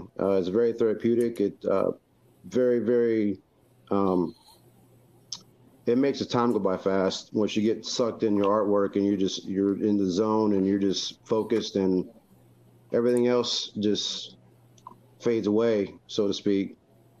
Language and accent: English; North Carolina, United States; now in Kentucky, United States; I'm hailing from North Carolina, but living in Kentucky right now with my wife and my children